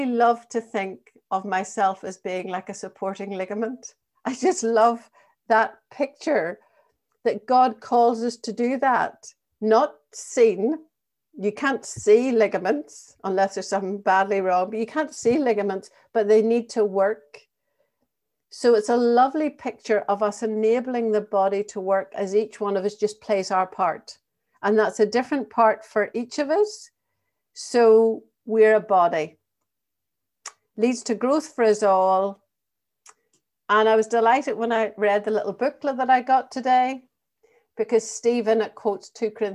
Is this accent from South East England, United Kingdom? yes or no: no; Northern Ireland, United Kingdom; accent: Northern Ireland; also born or lived in England / Thurles, County Tipperary; now in Ireland; we both had Northern Ireland accents